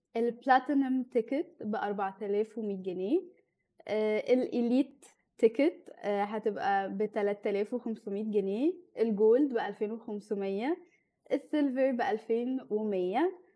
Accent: Egypt; احنا كمصريين

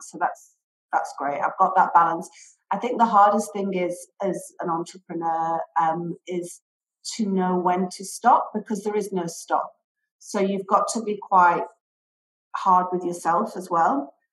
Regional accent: Manchester, North West England, United Kingdom; moved away as an adult; also born or lived in London; now in Dubai, United Arab Emirates; I'm from the UK. I was originally lived in Manchester, then moved to London to study

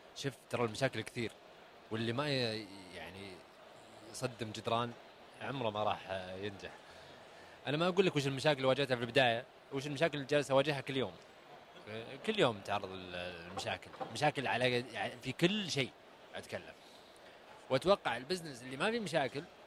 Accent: Saudi Arabia; انا كسعودي ستارت اب

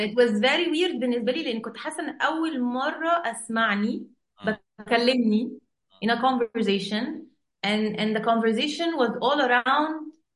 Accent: Egypt; احنا عندنا في مصر

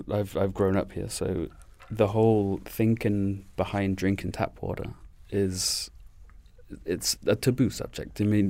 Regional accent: England, United Kingdom; born there; moved away; Me personally, I am from England, born in England, but I grew up here. So I came here in the 90s with my family.

